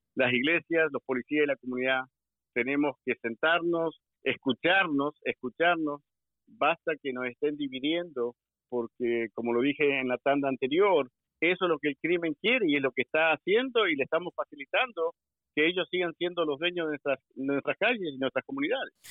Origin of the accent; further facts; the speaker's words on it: Argentina; moved away as an adult; now in Maryland, United States; Yo vine del ejército de Argentina